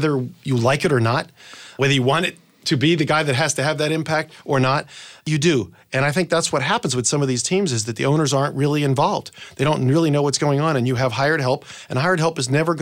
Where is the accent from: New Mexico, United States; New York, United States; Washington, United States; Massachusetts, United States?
Massachusetts, United States; New Bedford; moved away; also born or lived in Southern California; I was in New Bedford, Massachusetts, where I grew up, small town